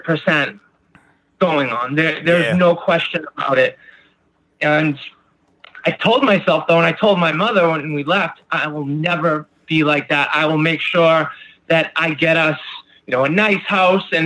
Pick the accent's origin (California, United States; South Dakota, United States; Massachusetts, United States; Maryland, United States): Massachusetts, United States; Beverly; I'm from just north of Boston in Beverly, Mass